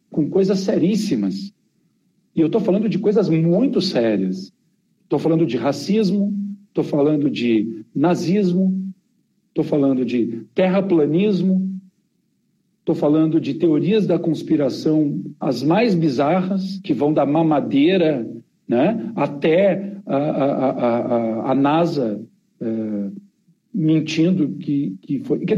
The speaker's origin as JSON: {"language": "Portuguese", "town": "Porto Alegre", "region": "Rio Grande do Sul", "country": "Brazil", "tie": "born or raised there", "also_born_or_lived": "Campinas", "said": "Eu cresci, eu morei até os quatro anos em Campinas e depois eu, o resto da minha adolescência e infância foi em Porto Alegre."}